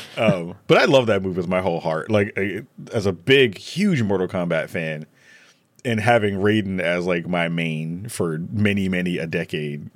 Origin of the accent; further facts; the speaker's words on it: New York City, New York, United States; I'm from the Bronx.